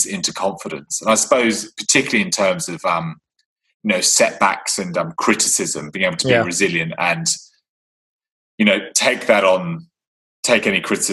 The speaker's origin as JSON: {"language": "English", "region": "England", "country": "United Kingdom", "said": "I am English"}